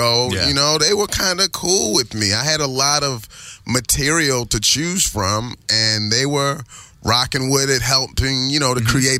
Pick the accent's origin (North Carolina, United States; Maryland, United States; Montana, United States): Maryland, United States; Baltimore; now in California, United States; I was from East Baltimore.